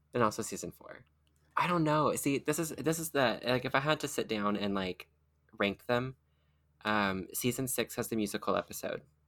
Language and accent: English; rural Kentucky, United States; I was, like, rural Kentucky